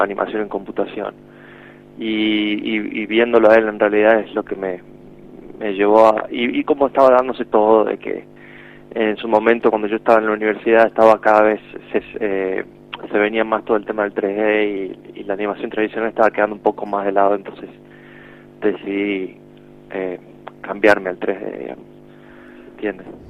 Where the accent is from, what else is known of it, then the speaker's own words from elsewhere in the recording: Argentina; moved away; siendo de Argentina